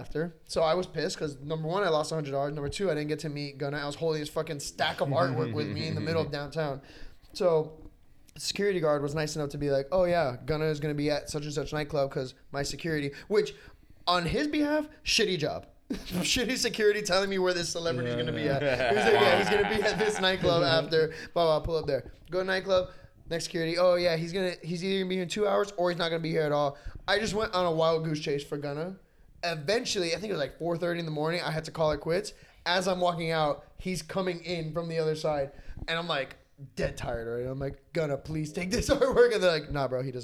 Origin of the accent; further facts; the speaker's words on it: Miami, Florida, United States; growing up in Miami